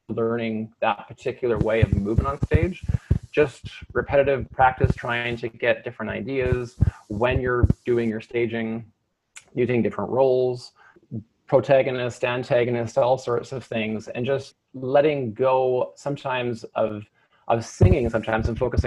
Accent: Maple Ridge, British Columbia, Canada; moved away; I'm actually from Maple Ridge. So Maple Ridge is a community about roughly an hour, I guess, to the east of Vancouver. And predominantly it's a farming community, but it's one of, I guess, BC's fastest growing cities now. And it was a great place to grow up.

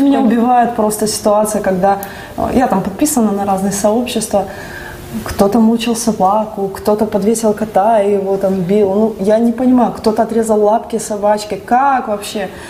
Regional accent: Donetsk, Donetsk Oblast, Ukraine; Я родилась в Донецке

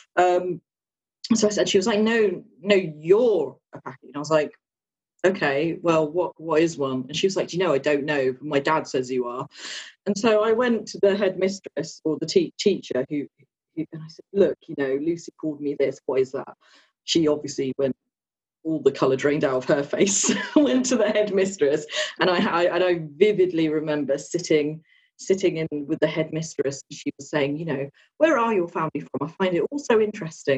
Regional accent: Luton area, East of England, United Kingdom; I was born here um, and live not too far from where I was born in Luton now

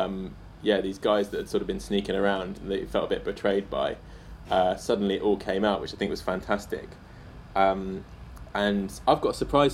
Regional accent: England, United Kingdom; now in Tokyo, Japan; I'm an English guy living in Tokyo

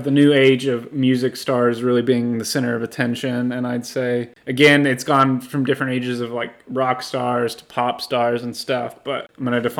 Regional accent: Houston, Texas, United States; Houston, my hometown.

